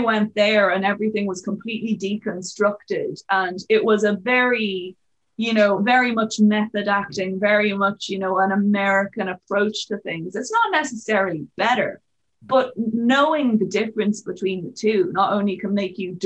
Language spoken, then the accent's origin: English; Ireland; moved away